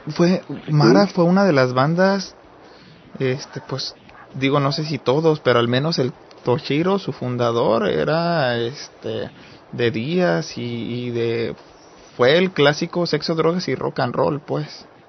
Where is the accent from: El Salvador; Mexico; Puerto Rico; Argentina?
Mexico; como mexicano hombre